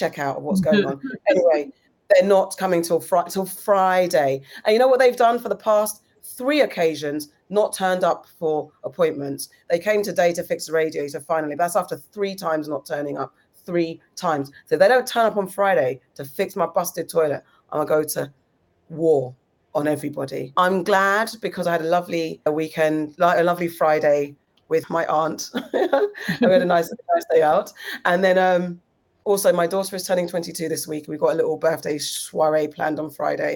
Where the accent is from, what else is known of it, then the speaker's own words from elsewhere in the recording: Ghana; as a Ghanaian, have I not cooked for you?